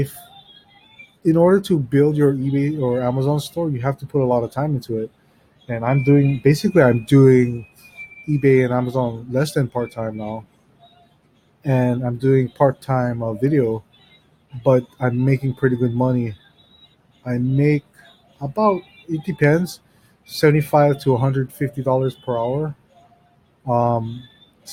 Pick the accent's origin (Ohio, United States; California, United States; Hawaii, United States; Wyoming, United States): Hawaii, United States; I'm from Hawaii